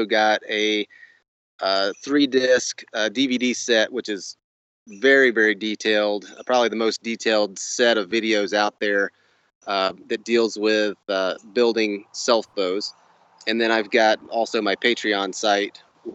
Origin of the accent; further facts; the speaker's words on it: Northwest Florida, United States; I grew up on a ranch in Northwest Florida